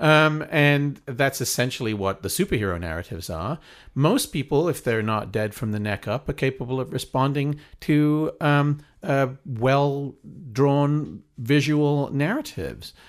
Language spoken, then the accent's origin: English; Wales, United Kingdom; moved away as an adult; also born or lived in East Anglia / Cambridge; now in United States; I, I, I grew up in Wales